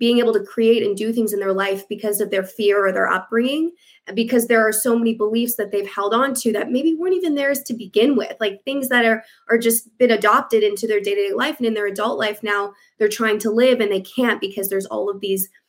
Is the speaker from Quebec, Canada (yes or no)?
no; Vancouver, British Columbia, Canada; also born or lived in United States; I'm from Vancouver, Canada. I am born and raised in Canada, but I've lived all over the States as well in a past life when I was a dancer.